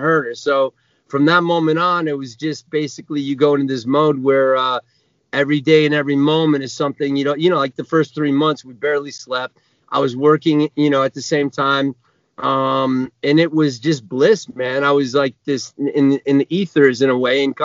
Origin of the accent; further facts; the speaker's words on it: Vermont, United States; moved away as an adult; also born or lived in Connecticut; now in Los Angeles, United States; I'm from Vermont originally